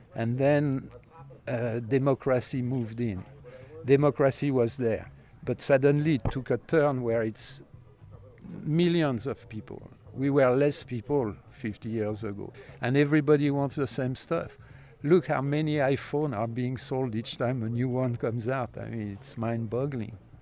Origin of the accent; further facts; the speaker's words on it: Paris, Île-de-France, France; moved away as an adult; now in New York, United States; I grew up in Paris, but I moved to New York when I was 20.